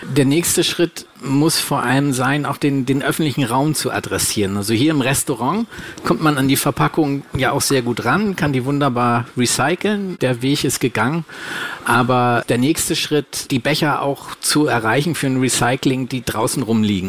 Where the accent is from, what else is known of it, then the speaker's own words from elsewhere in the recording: Hamburg, Germany; Und ich komme ja aus der Nähe von Hamburg